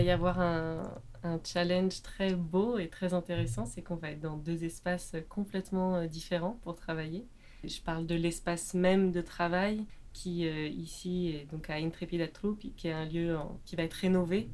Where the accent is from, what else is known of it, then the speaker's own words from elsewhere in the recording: France; je suis française j'habite en France